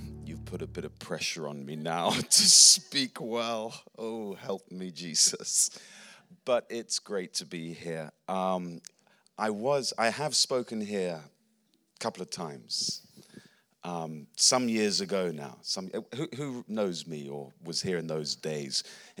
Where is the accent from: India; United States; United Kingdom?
United Kingdom; England; also born or lived in Australia / New Zealand / Philippines; I'm an Englishman. My accent's a bit wonky, but I'm an Englishman.